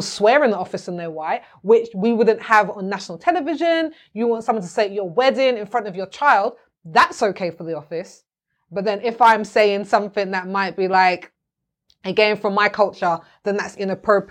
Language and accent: English; London, United Kingdom; I'm from South London